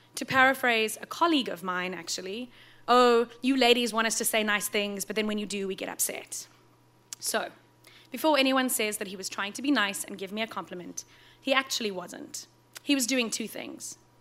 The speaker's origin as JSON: {"language": "English", "country": "South Africa", "tie": "born or raised there", "moved": "yes", "said": "Growing up in South Africa, in a part of the country that doesn't actually have seasons"}